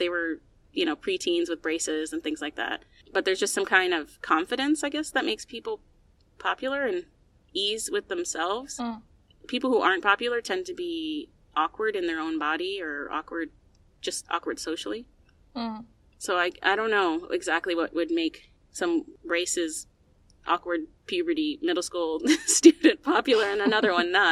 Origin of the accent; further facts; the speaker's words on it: United States; as an American